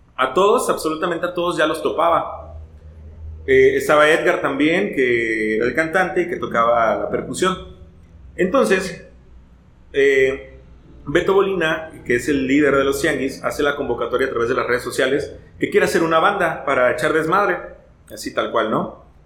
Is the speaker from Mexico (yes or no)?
yes; Martínez de la Torre, Veracruz, Mexico; now in Xalapa, Mexico; nací en el Hospital de las Monjas de Martínez de la Torre